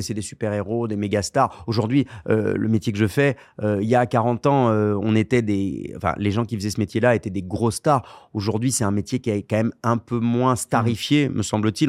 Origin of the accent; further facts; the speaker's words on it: Bordeaux, Nouvelle-Aquitaine, France; j'étais originaire de Bordeaux